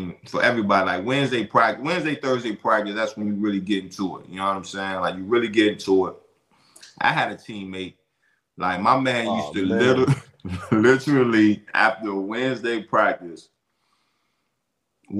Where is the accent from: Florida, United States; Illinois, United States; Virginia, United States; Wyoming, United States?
Virginia, United States; From Virginia, son. I'm from Virginia